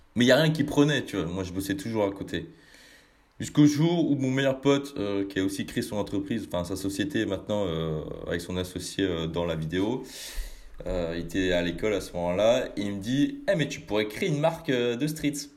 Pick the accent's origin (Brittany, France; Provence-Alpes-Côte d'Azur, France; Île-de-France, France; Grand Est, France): Brittany, France; Rennes; je viens pas de Paname, mais plus, euh, mais plus de, de Bretagne je viens du, côté de, Rennes